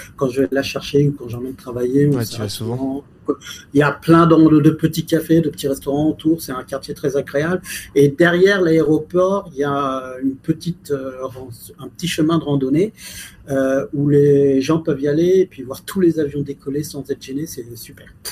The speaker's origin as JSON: {"language": "French", "country": "France", "said": "je suis français"}